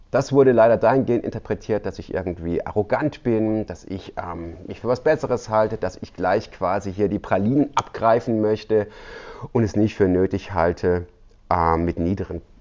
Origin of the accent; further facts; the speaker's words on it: Baden-Württemberg, Germany; Ich komme aus dem Südschwarzwald und ja, das ist noch so ein bisschen ländlicher